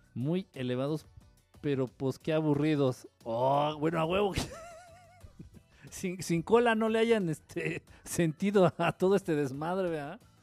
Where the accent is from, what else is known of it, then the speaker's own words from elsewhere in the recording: Mexico City, Mexico; yo soy acá del DF.